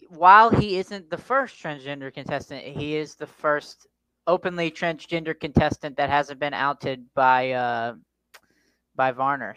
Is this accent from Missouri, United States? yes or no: no; Tennessee, United States; I'm from down south. I'm from Tennessee